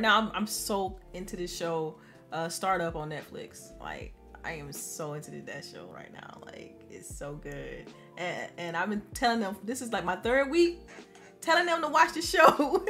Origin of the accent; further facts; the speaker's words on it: the South, United States; I'm from the South